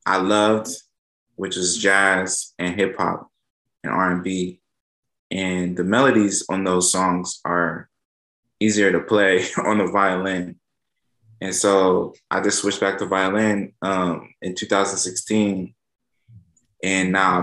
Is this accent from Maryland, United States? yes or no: yes; Maryland, United States; I'm from Maryland